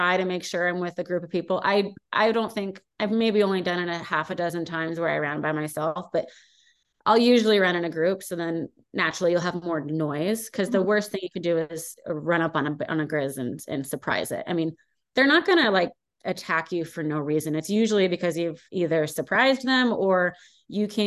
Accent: California, United States; moved away as an adult; now in Montana, United States; when I grew up in California, it was frowned upon

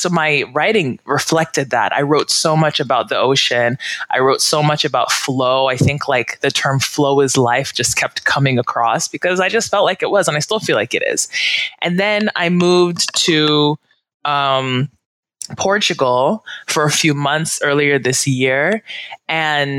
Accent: United States; moved away as an adult; I've lived outside of my home country, the U.S., for 5 years

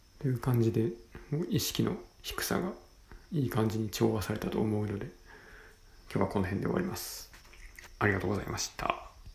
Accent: Senshu, Osaka, Japan; 地元は大阪の泉州

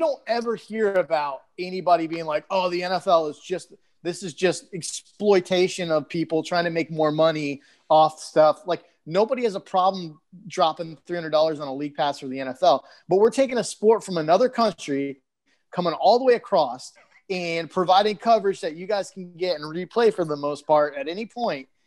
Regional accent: Michigan, United States; moved away; Parker's from my home state

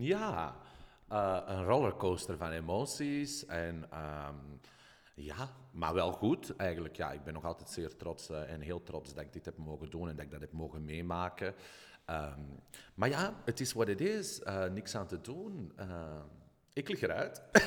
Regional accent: Belgium; ik uit België kom

